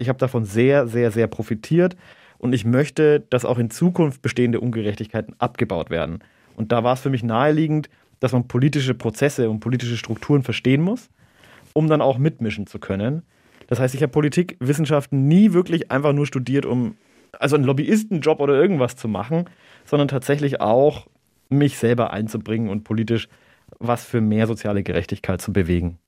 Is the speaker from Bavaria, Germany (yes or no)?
yes; Nuremberg, Bavaria, Germany; Ich bin äh, in St. Peter aufgewachsen, äh, war auf der Schara-Schule